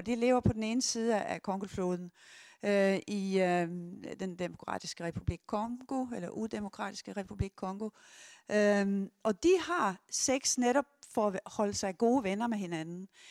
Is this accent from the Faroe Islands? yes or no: no; Sweden; Jeg er 70 år, jeg er svensker